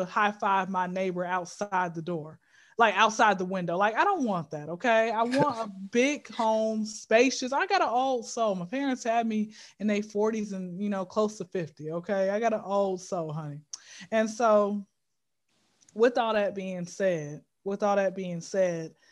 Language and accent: English; Atlanta, Georgia, United States; I've been in Atlanta since I was zero